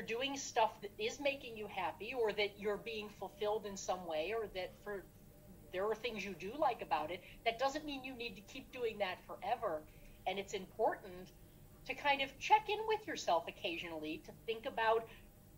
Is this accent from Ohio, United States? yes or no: yes; Cleveland, Ohio, United States; I grew up in the Cleveland area, stayed in the Cleveland area to go to college